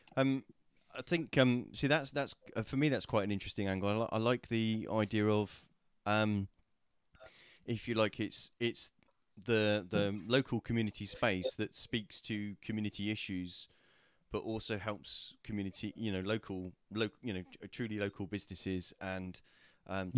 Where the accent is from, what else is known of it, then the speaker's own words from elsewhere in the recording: Portsmouth, South East England, United Kingdom; I was born in the city, I was raised in the city